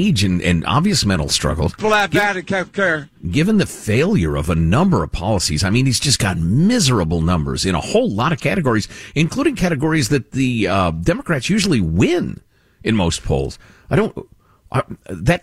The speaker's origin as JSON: {"language": "English", "region": "Illinois", "country": "United States", "tie": "born or raised there", "said": "I grew up in Illinois"}